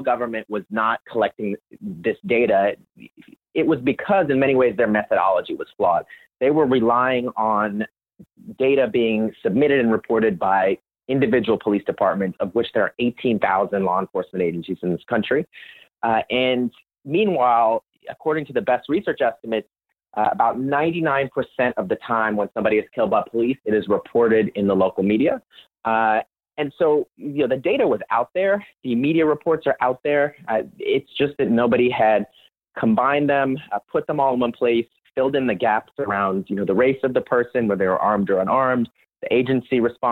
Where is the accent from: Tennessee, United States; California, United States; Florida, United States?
Florida, United States; Orlando; Growing up in Orlando, Florida